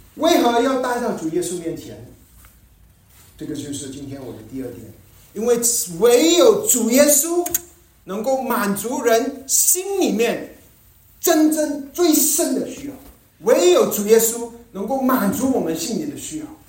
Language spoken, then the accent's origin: Chinese; Malaysia; 我们在马来西亚成长的时候